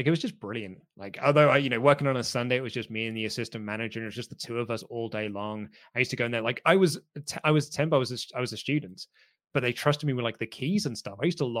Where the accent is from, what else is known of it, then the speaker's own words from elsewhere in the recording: Reading, South East England, United Kingdom; moved away as an adult; also born or lived in Portsmouth; Well, I was at university, so I was living in Portsmouth at the time. But, like, obviously, I'm from Reading, so, like, my family was in Reading.